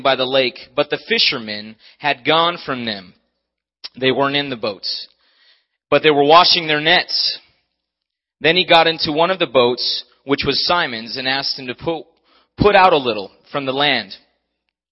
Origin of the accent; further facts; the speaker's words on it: Maui, Hawaii, United States; moved away; I'm from Maui.